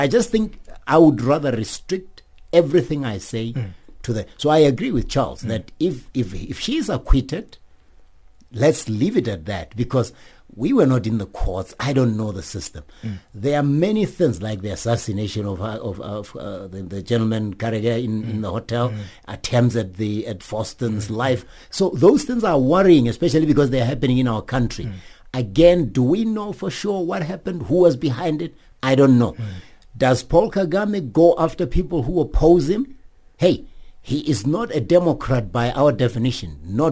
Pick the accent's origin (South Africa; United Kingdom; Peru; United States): South Africa; I'm a South African